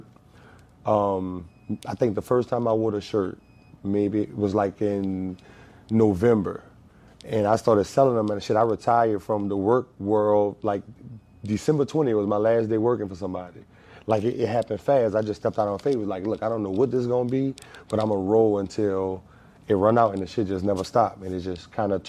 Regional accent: Marrero, Louisiana, United States; I'm actually a West Bank cat, man. I'm from Marrero Project

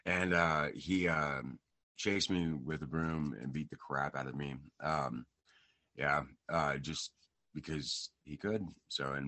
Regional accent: Rangely, Colorado, United States; also born or lived in Brush, Colorado; I was born in Brush, Colorado, raised in Rangeley, Colorado

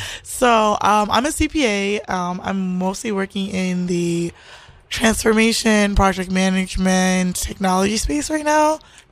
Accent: New York City, New York, United States; born or raised there

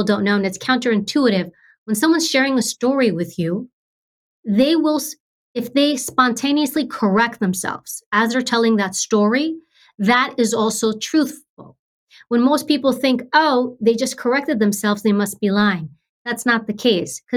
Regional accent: New York, United States; I grew up in New York, high crime area, public housing, government housing

